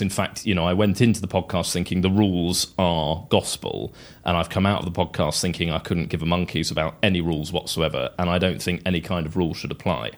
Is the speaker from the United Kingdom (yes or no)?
yes; England, United Kingdom; as an Englishman and as quite a tweedy Englishman